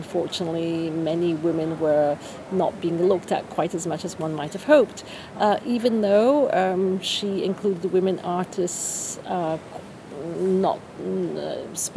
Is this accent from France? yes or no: yes; France; moved away as an adult; also born or lived in England / Florence / New York; now in Venice, Italy; So, I grew up in France, finished school in France, university in England.